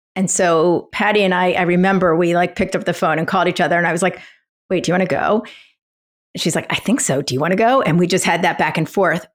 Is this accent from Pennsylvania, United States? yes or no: yes; Philadelphia, Pennsylvania, United States; moved away; I grew up in Philadelphia